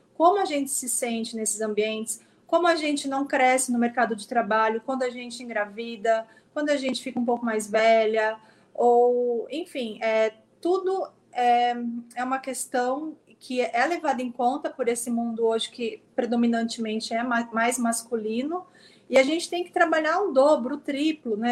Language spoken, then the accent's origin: Portuguese; São Vicente, São Paulo, Brazil; moved away as an adult; now in São Paulo, Brazil; Eu sou de São Vicente, eu me formei aí, eu cresci no bairro Bitaru, que é um bairro de periferia